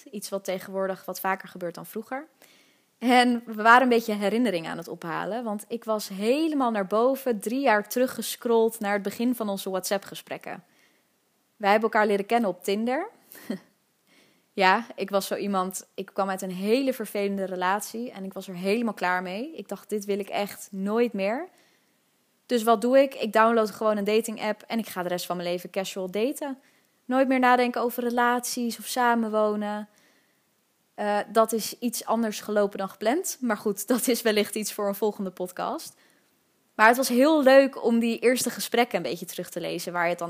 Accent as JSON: {"language": "Dutch", "town": "Amsterdam", "region": "North Holland", "country": "Netherlands", "tie": "born or raised there", "said": "ik ben geboren in Amsterdam-West, in Nieuw-West, om precies te zijn, in het Slotenvaartziekenhuis. En ik heb ook eigenlijk mijn hele leven in die buurt gewoond."}